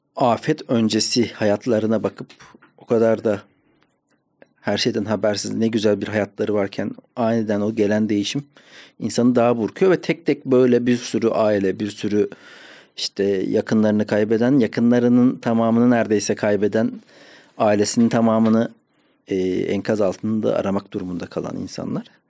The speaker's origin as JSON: {"language": "Turkish", "region": "Ankara", "country": "Turkey", "tie": "born or raised there", "said": "Ankara'da büyüdüm."}